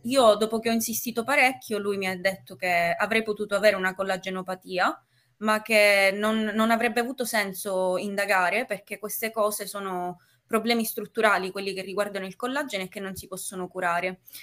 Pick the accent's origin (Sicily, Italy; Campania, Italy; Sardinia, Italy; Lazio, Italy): Sicily, Italy; Palermo; ho 19 anni e vivo a Palermo, sono originaria sempre di Palermo.